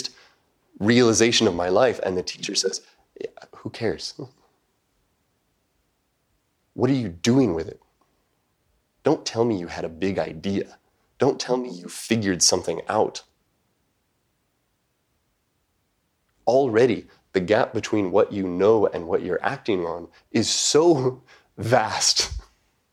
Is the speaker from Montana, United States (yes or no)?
yes; Montana, United States; moved away as an adult; also born or lived in Japan; I grew up in Montana, which is not a terribly racially diverse part of the world.